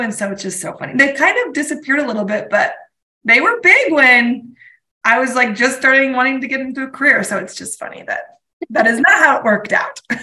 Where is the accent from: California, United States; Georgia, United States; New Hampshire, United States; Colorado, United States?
Colorado, United States; moved away as an adult; also born or lived in Durango, Colorado; now in Spokane, United States; Colorado, my hometown